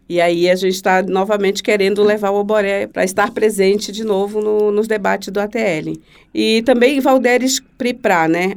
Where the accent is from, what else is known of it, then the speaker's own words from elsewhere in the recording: Manaus, Amazonas, Brazil; now in Santa Catarina, Brazil; Sou de Manaus e por conta de ser amazonense